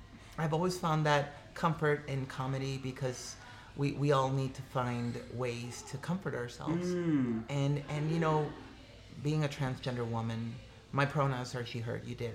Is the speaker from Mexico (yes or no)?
yes; Mexico; No, so I'm an immigrant from Mexico.